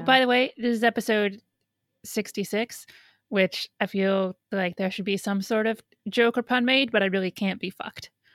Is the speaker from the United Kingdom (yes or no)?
no; Midwest, United States; now in New York, United States; I grew up in the Midwest